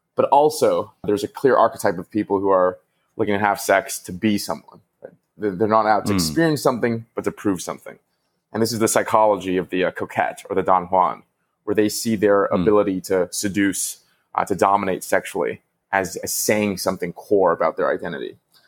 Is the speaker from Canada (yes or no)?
yes; Vancouver, British Columbia, Canada; I grew up in Vancouver, and the wealthiest part of it was called, you know, West Vancouver.